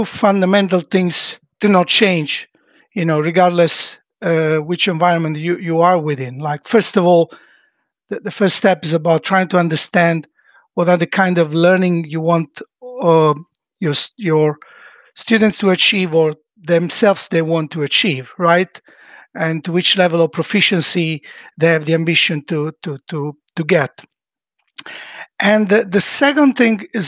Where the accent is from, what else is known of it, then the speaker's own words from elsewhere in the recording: Italy; now in Sweden; an Italian living in Sweden